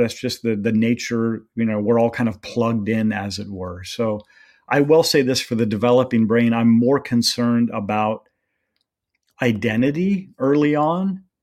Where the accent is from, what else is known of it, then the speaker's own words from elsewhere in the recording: Redding, California, United States; I was born and raised there